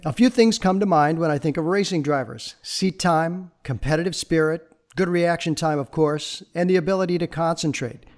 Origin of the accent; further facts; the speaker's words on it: Chicago, Illinois, United States; now in Los Angeles, United States; My wife and I grew up in Chicago